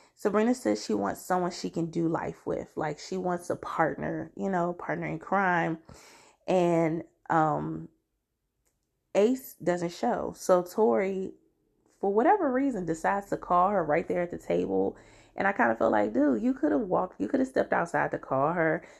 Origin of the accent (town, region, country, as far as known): DMV area, United States; born or raised there